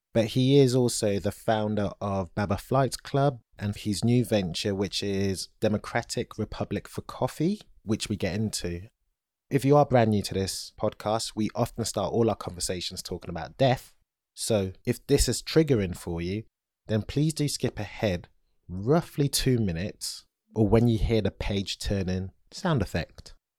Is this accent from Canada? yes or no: no; Nigeria; I'm Nigerian